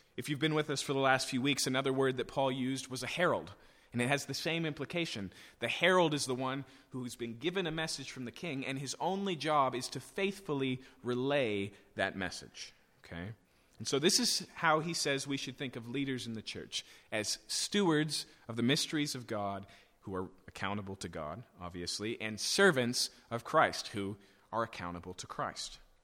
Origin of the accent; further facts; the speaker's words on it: United States; for us as American English speakers